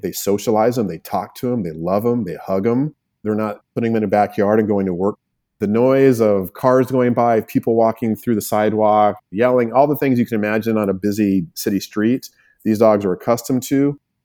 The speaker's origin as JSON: {"language": "English", "town": "Albuquerque", "region": "New Mexico", "country": "United States", "tie": "born or raised there", "also_born_or_lived": "Los Angeles", "said": "I am a native New Mexican"}